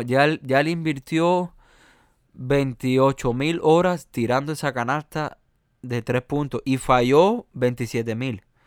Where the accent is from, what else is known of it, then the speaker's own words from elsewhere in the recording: Cuba; accent: Cuban American; also born or lived in United States; yo tengo un acento eh, mío cubano, americano